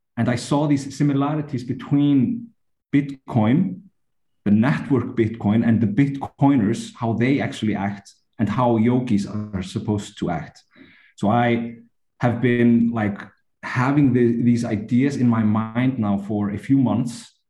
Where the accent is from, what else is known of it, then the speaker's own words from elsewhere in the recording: Iceland; I come from Iceland.